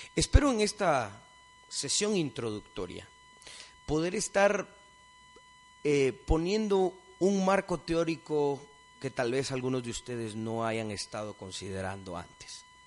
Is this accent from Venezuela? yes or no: no; Guatemala; somos un país multilingüe, multiétnico, dentro de estas fronteras todos somos guatemaltecos